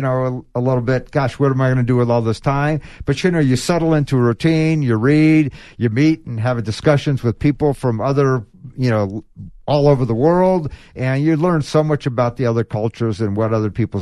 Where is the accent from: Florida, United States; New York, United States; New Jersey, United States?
Florida, United States; now in Tucson, United States; growing up in Florida